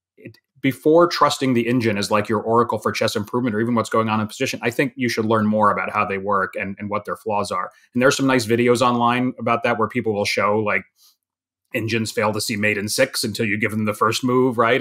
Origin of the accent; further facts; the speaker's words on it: New York, United States; I was from New York